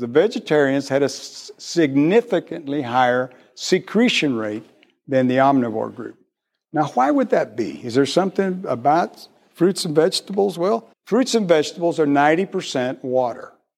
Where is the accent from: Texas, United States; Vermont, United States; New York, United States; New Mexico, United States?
Texas, United States; McAllen; moved away as an adult; I've only been here a year. I come from South Texas, real South Texas in Mac Allen.